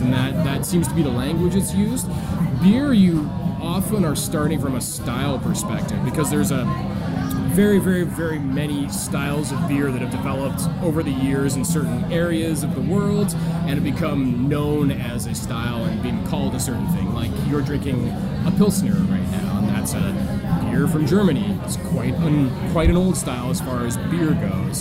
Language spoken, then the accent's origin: English; British Columbia, Canada; moved away as an adult; also born or lived in California; growing up in British Columbia